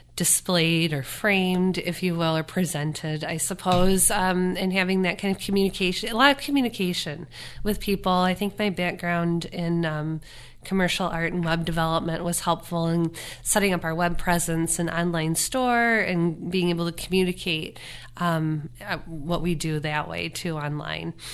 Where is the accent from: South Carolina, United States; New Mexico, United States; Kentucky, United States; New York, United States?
New York, United States; Chautauqua County; I grew up in Canastega. I've always been a Chautauqua County person